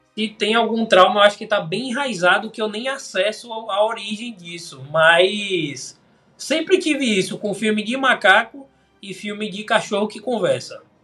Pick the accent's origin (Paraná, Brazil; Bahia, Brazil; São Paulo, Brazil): Bahia, Brazil; é de onde eu sou